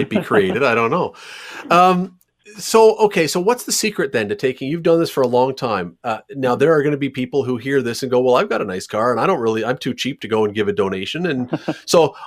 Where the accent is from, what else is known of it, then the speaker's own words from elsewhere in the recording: Canada; we are Canadian